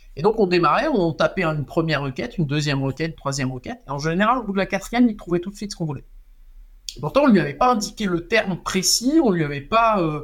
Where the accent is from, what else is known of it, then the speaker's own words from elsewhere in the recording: Strasbourg, Grand Est, France; je viens de Strasbourg